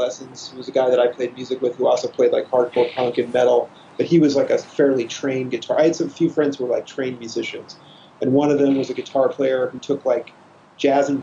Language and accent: English; Kansas City, Missouri, United States; I'm from Kansas City, suburb of Kansas City, Missouri.